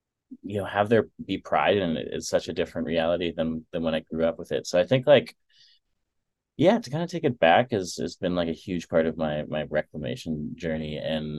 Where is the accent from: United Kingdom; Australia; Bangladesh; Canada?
Canada; Manitoba; also born or lived in Winnipeg / Dryden / Kenora; And then we moved from the Paw, Manitoba to Winnipeg, where we lived for a little bit. And then we kind of lived in like these little small towns between Winnipeg to kind of rural Thunder Bay, because we lived in like Dryden and Kenora.